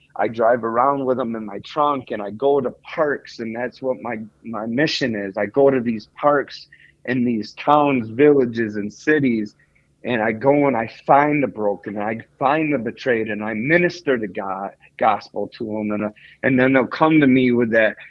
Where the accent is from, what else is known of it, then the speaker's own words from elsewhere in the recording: Salamanca, New York, United States; moved away as an adult; also born or lived in Greece / Olean, New York; now in Bradford, Pennsylvania, United States; I'm from Salamanca